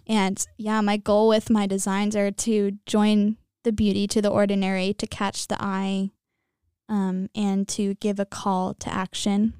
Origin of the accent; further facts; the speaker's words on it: Temecula, California, United States; I'm from Temecula, California, and I'm a junior here at J P Catholic.